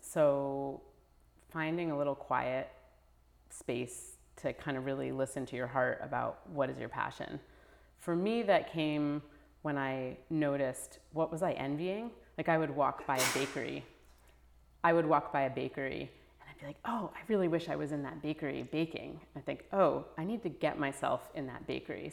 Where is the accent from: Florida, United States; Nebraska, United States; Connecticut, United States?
Connecticut, United States; New Haven; growing up in New Haven, where there's, you know, it's a very racially and economically mixed city